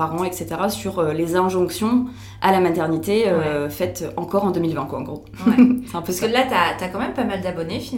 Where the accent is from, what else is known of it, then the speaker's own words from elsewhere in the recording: France; now in Belgium; j'ai 28 ans, je vais avoir 29 ans cette année. et du coup, ben, je suis française, mais j'habite en Belgique maintenant.